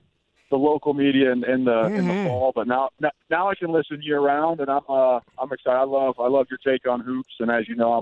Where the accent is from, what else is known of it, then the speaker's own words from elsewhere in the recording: Indianapolis, Indiana, United States; I've got to play 7 years in Indianapolis, my hometown